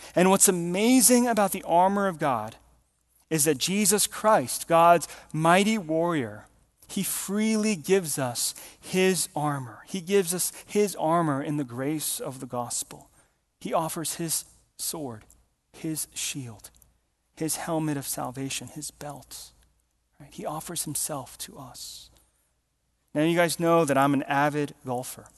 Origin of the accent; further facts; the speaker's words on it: Georgia, United States; we grew up in Georgia